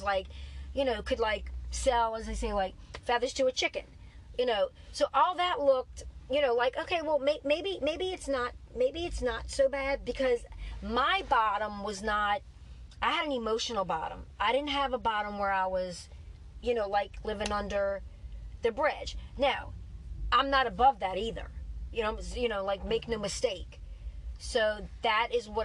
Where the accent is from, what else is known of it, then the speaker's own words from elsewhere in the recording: New Orleans, Louisiana, United States; I was from New Orleans